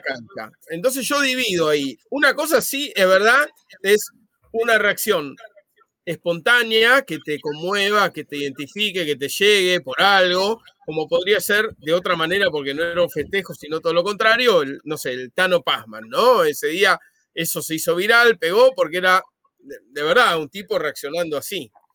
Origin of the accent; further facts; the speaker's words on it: Argentina; como era argentino